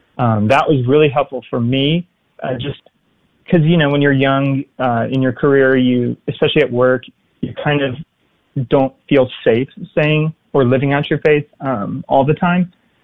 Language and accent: English; South Carolina, United States; moved away as an adult; also born or lived in Dallas; I was raised in South Carolina, and my parents did a good job of instilling the faith in us. They sent us to Catholic schools, and we were involved in our parish. We were altar servers.